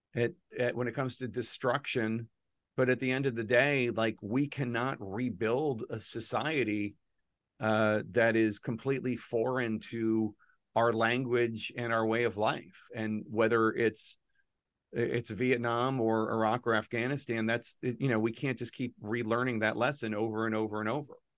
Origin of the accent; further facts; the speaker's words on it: Philadelphia, Pennsylvania, United States; I'm a Philadelphian